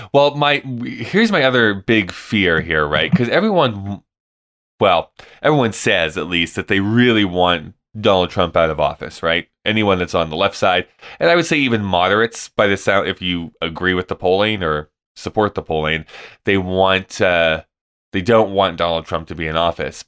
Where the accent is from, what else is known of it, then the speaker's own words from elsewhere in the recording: Canada; moved away; as a Canadian